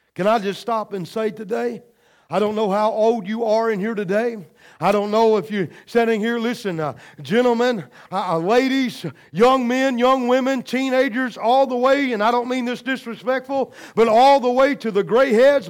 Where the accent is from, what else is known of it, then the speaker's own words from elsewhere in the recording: United States; I'm proud to be an American